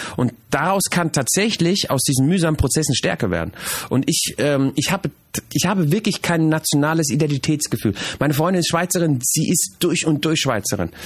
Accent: Germany; moved away as an adult; now in Switzerland; Ich bin die Generation, die aufgewachsen und geboren ist in, in Deutschland

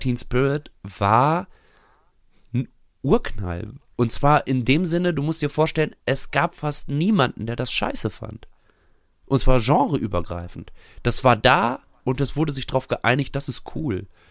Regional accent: Bünde, North Rhine-Westphalia, Germany; also born or lived in Bielefeld; meiner Heimatstadt Bünde

